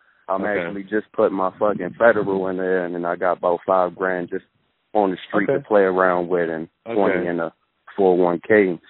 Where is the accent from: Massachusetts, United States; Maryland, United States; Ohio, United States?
Maryland, United States; Baltimore; moved away as an adult; also born or lived in San Diego; now in Maricopa, United States; I'm actually from Baltimore, so I just actually moved on the West Coast about 8 months ago.